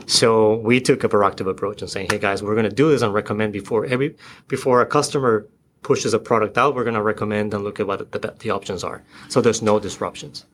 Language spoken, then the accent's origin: English; Florida, United States; moved away as an adult; now in Seattle, United States; I'm from the East Coast. I, from Florida.